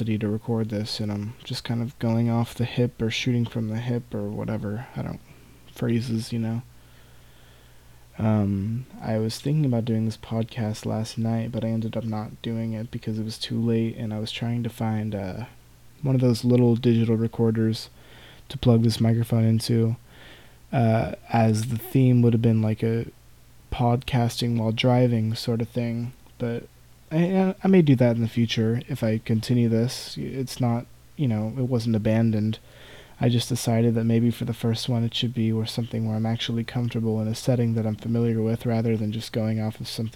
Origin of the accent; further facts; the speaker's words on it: Campbell, California, United States; also born or lived in San Jose, California; I was born in San Jose and grew up and still am in Campbell, California